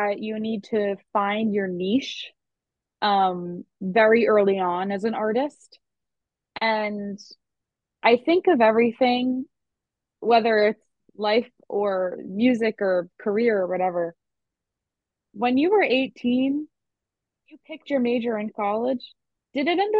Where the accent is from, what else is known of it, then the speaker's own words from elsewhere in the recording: Long Island, New York, United States; if you can hear my accent at all, you know that I'm not from the South and I am from Long Island